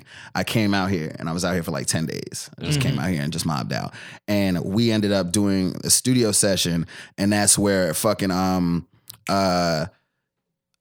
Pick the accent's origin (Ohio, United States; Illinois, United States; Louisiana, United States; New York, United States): New York, United States; Bellport; moved away as an adult; now in Louisville, United States; I'm from Long Island, New York, Bellport, New York, Brookhaven, Suffolk County, all that. Strong Island